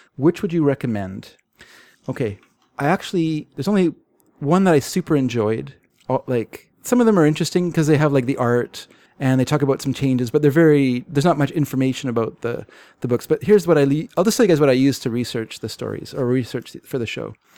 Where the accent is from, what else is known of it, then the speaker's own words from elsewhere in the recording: Canada; I'm Canadian